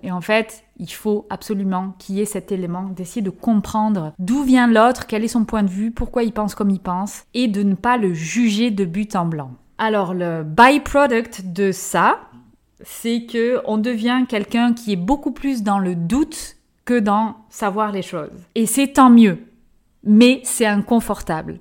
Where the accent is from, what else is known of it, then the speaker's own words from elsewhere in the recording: France; moved away as an adult; also born or lived in New Zealand / Belgium / Cameroon / Indonesia; je suis française, née en France, j'ai fait mes études en France